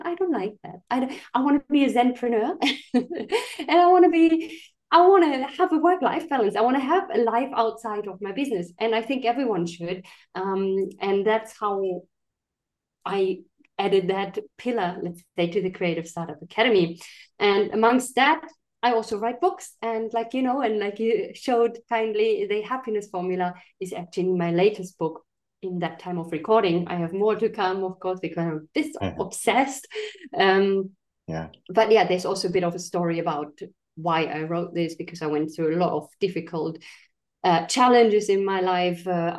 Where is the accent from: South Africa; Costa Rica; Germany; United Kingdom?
Germany; moved away; And I'm originally from Germany, but I was living in all kind of different countries.